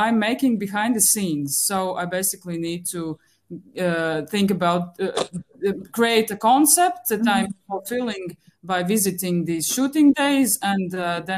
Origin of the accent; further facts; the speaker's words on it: Riga, Latvia; I'm from Latvia, Riga